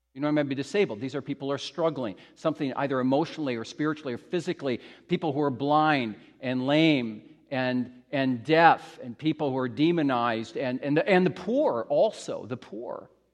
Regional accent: Midwest, United States; when I was a kid growing up in the Midwest, United States

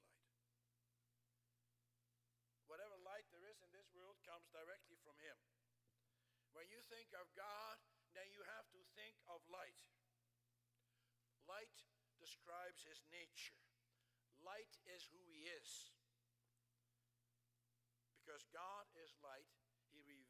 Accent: Netherlands; moved away; I grew up in the Netherlands

